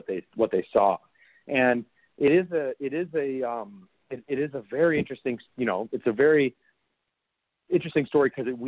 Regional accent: Minneapolis, Minnesota, United States; I'm from Minneapolis, Minnesota. And so, so I'm from very, you know, a very close nearby suburb

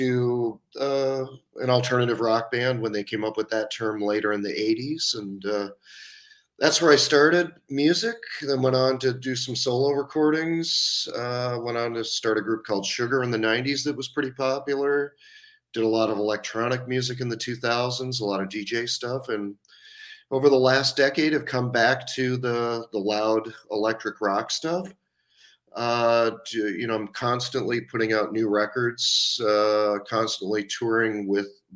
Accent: the Adirondacks in upstate New York, United States; moved away as an adult; also born or lived in Twin Cities, Minnesota; I grew up in the Adirondacks in upstate New York, very, very close to Montreal

